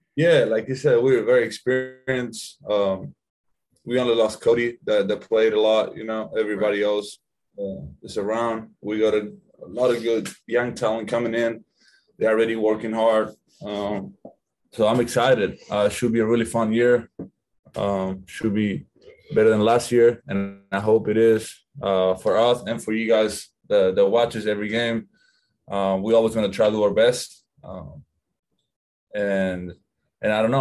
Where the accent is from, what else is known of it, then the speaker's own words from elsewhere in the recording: Argentina; moved away; I'm from Argentina.